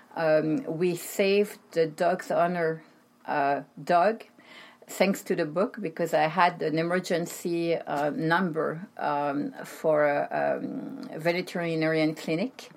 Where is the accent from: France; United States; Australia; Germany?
France; Paris, Île-de-France; also born or lived in Brittany; I'm from France. Um, born and raised in Paris.